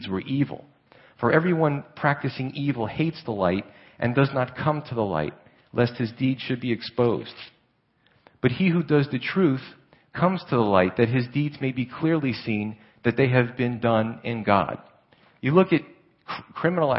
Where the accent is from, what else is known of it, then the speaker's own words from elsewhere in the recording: New York City, New York, United States; moved away; also born or lived in Pennsylvania; I grew up in Staten Island and Brooklyn area